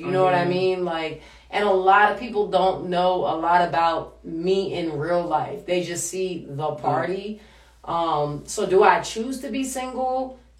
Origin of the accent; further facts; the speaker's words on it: Washington, District of Columbia, United States; accent: DMV; now in New York City, United States; I'm from DC, yo.